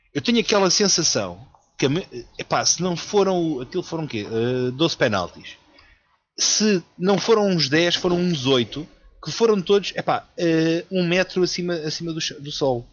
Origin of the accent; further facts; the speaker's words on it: Lisbon, Portugal; quando eu era puto, a malta em Benfica, que eu, eu cresci mesmo no bairro